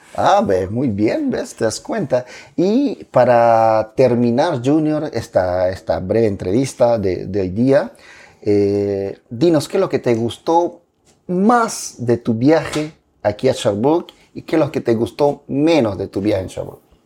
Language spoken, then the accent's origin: Spanish; Pucallpa, Ucayali, Peru; now in Canada; la misma ciudad donde yo nací también